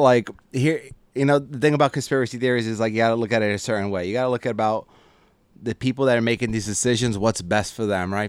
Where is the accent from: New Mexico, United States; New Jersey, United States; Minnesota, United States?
New Jersey, United States; North Bergen; born and raised in Hudson County. So North Bergen, I went, I went to school, went to high school there, played football. So that's where I grew up